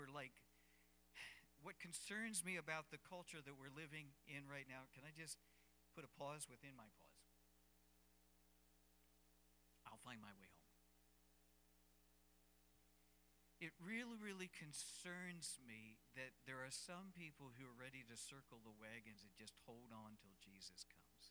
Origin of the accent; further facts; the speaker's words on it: United States; as an American